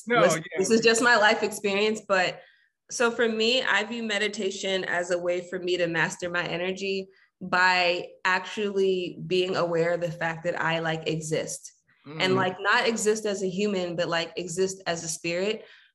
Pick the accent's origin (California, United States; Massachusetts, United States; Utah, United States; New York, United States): New York, United States; New York City; Yes, I'm born and raised Jamaica, Queens.